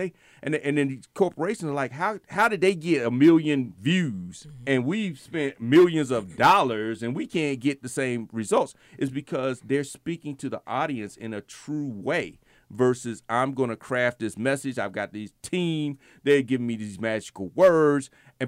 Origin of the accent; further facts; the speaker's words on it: Virginia, United States; moved away; I came from Virginia.